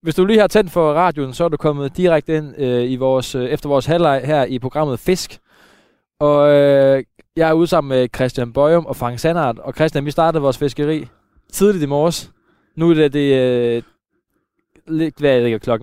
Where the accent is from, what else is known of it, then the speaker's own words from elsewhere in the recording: Søhøjlandet, Central Denmark Region, Denmark; omkring, hvor jeg er vokset op. Øh, vi er i Søhøjlandet et sted på en af de tusind søer, der er herude